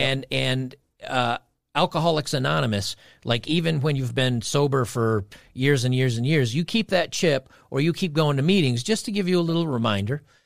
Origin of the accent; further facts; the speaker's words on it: New York, United States; I grew up in New York